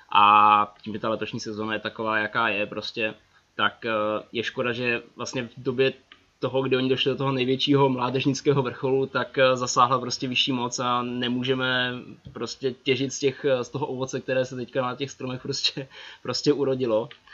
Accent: Ostrava, Moravian-Silesian Region, Czechia; moved away as an adult; now in Prague, Czechia; že jsem z Ostravy, srdce pořád platí tam

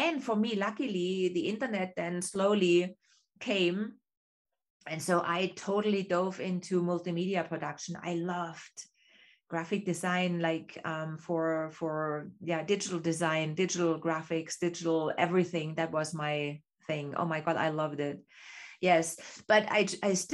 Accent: East Germany, Germany; English is a second language; moved away as an adult; me growing up in East Germany, I had two options what I could become

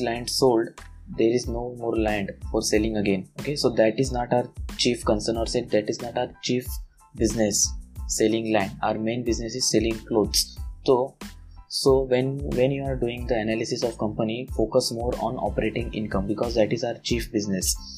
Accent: India; English is a second language; forgive me for my English, because I am an Indian person and I don't have that much fluency in English

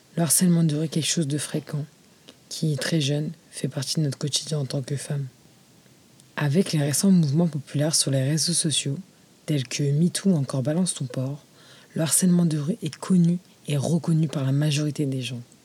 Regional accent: France; je suis française musulmane d'origine marocaine

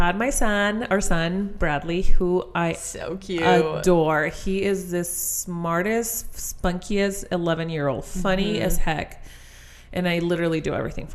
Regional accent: Chile; English is a second language; moved away as an adult; now in United States; I was born and raised in Chile, which is in South America.

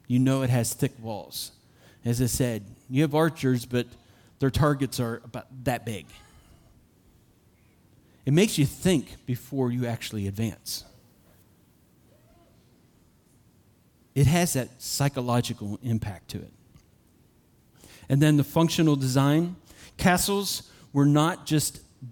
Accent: Uniontown, Pennsylvania, United States; also born or lived in Somerset, Pennsylvania; I grew up in Uniontown, Somerset in Uniontown, Pennsylvania

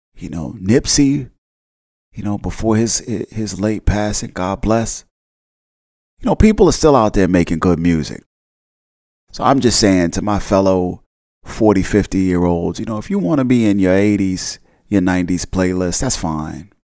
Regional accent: New Jersey, United States; I grew up in the North Jersey area

